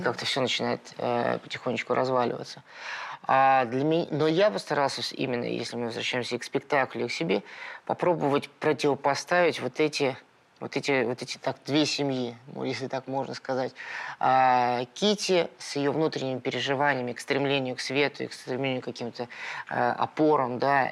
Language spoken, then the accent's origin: Russian; Moscow, Russia; я родился в Перово